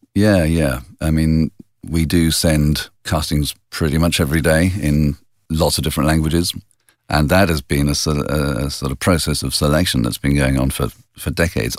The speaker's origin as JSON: {"language": "English", "region": "England", "country": "United Kingdom", "moved": "as an adult", "lives_now": "Italy", "said": "being English in Italy"}